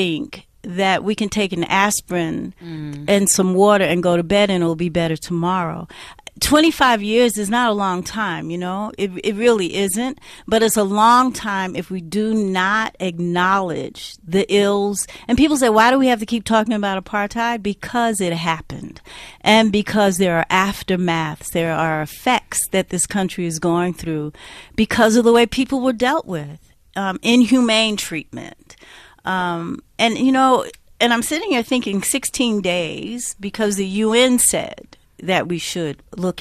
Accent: United States; accent: Black American; of course you can hear from my accent, I'm a Black American

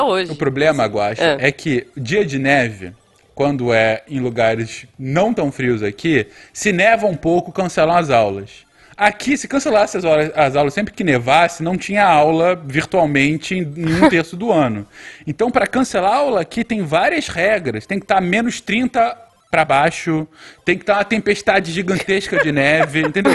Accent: Brazil; moved away as an adult; now in Winnipeg, Canada; eu brasileiro

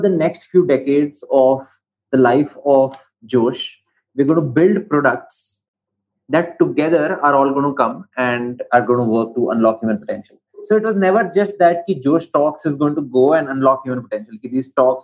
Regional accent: Mandi and Kullu, Himachal Pradesh, India; moved away; also born or lived in Bangalore, India; I was born and brought up in Mandi and Kullu, which are these towns close to Kullu

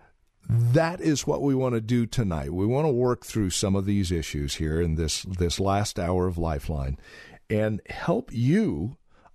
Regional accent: Yreka, California, United States; I was raised in Yreka, California.

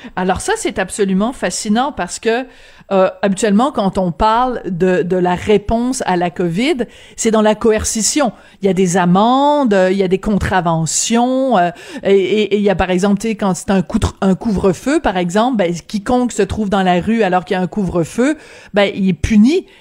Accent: Quebec, Canada; chez nous au Québec

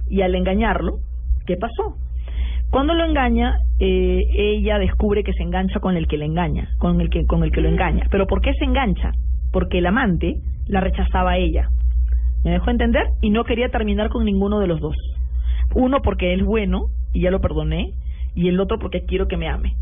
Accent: Peru

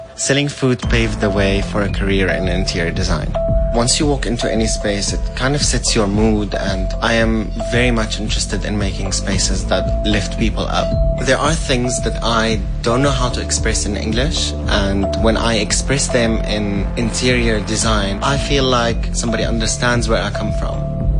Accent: Syria; English is a second language; moved away as an adult; now in South Africa; I'm originally from Syria.

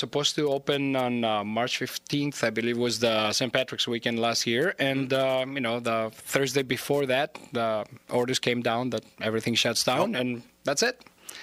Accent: Thessaloniki, Central Macedonia, Greece; moved away; my hometown in Thessaloniki, where I grew up.

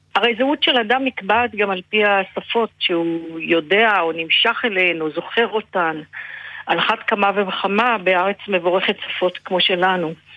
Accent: Israel; אני ילידת הארץ

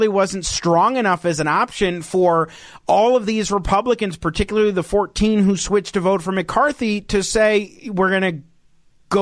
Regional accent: Colorado, United States; also born or lived in Albany, New York / New Jersey; I lived 5 years where I was born in Albany, New York, 5 years in New Jersey, and then we moved here to Colorado

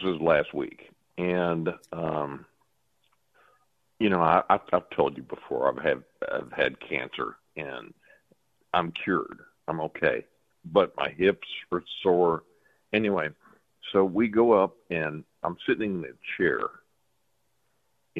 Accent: Texas, United States; I'm from Texas

